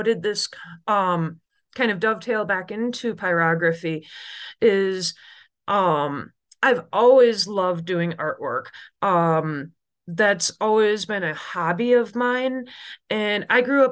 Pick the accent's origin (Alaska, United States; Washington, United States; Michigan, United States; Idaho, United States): Michigan, United States; Oil City; I grew up in Oil City, Michigan, which is in the middle of the Lower Peninsula